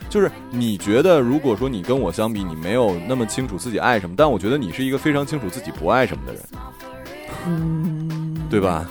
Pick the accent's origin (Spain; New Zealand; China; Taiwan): China; Northeast China; 我是东北人